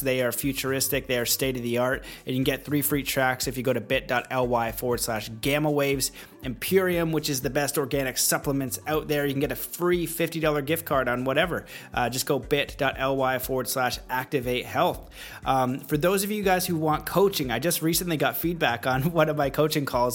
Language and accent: English; Canada; now in United States; I am Canadian um, and I am in America.